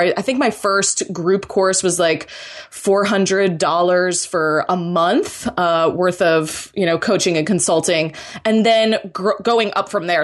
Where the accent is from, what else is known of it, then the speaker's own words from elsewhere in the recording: Florida, United States; I'm originally from Florida